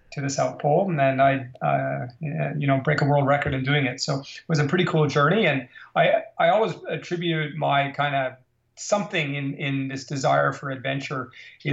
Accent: Montreal, Quebec, Canada; I grew up in Montreal and inner city kid.

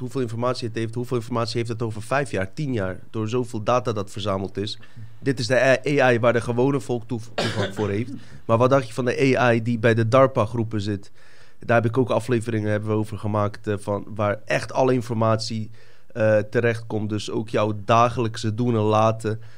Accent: Bosnia & Herzegovina; now in Netherlands; Ik kom inderdaad uit Bosnië

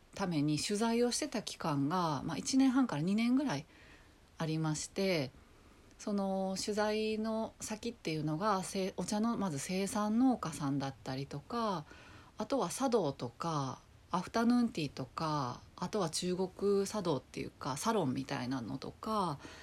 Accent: Kobe, Hyogo, Japan; moved away as an adult; also born or lived in Nagoya; now in Tokyo, Japan; ずっと、まあ、生まれも育ちも神戸で

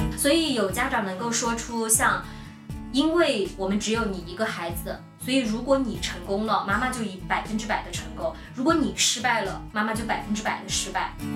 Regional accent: China; 我们就说中国

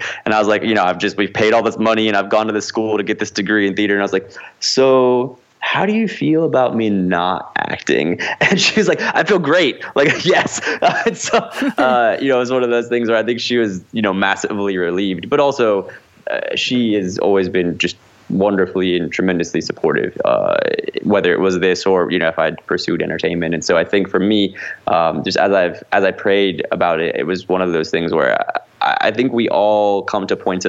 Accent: Midwest, United States; now in Los Angeles, United States; I grew up in the Midwest, did a lot of professional theater, you know, joined the Actors Equity Union as a young person.

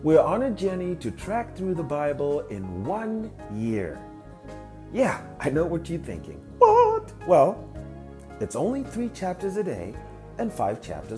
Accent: Zimbabwe; moved away as an adult; also born or lived in Indiana, United States / Dallas, Texas, United States; now in Minnesota, United States; I was born in Zimbabwe and moved to the US in 2012

